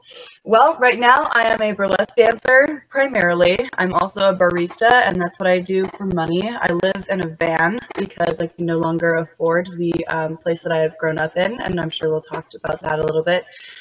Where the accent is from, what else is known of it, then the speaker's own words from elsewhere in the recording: Alameda, California, United States; let's see, I'm from the Bay Area. I'm originally from Alameda, which is a neighbor. It's like a little smaller town. It's still a lot bigger. I mean, this is California after all. A smaller city next to Oakland.